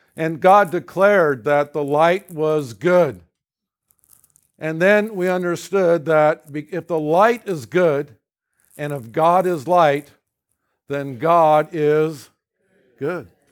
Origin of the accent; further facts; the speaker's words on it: California, United States; I was raised in California.